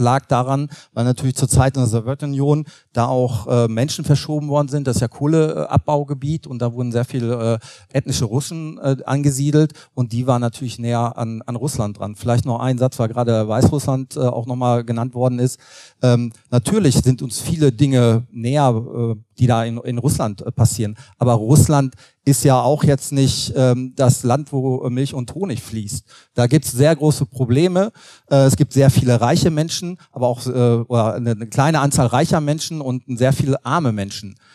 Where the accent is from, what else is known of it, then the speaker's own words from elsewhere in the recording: North Rhine-Westphalia, Germany; Also ich komme aus Nordrhein-Westfalen